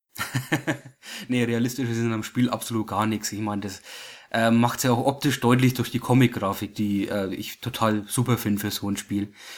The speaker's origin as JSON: {"language": "German", "country": "Germany", "said": "Wir als Deutsche"}